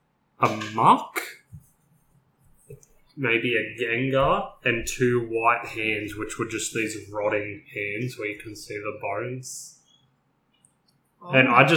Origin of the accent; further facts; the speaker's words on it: Portland, Oregon, United States; My hometown.